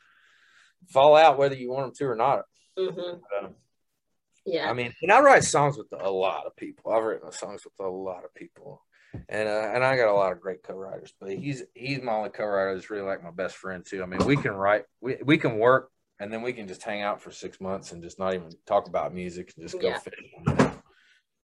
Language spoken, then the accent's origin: English; Central Kentucky, United States; I'm from Central Kentucky